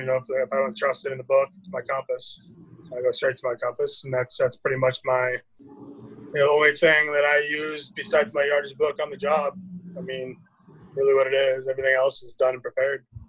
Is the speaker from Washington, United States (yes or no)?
yes; Mukilteo, Washington, United States; now in Phoenix, United States; born and raised just north of Seattle in a, a little town called Mukilteo, Washington.